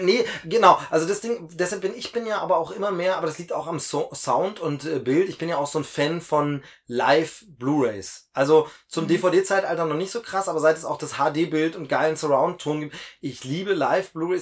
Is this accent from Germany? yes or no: yes; Lusatia, Germany; bei mir in meiner Heimatregion in Lausitz